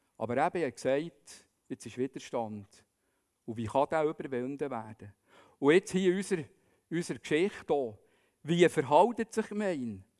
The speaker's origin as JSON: {"language": "German", "region": "Bern", "country": "Switzerland", "said": "man würde vielleicht sagen als Berner"}